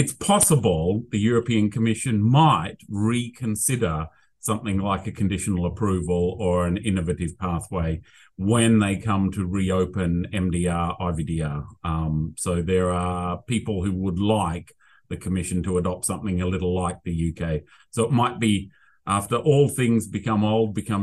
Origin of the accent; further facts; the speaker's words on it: Australia; accent: Australian; now in United Kingdom; my Australian accent